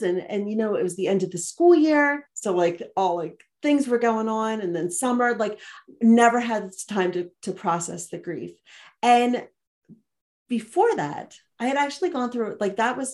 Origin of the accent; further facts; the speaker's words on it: outside of Philadelphia, Pennsylvania, United States; moved away as an adult; now in Montana, United States; I live here in Montana and I grew up outside of Philadelphia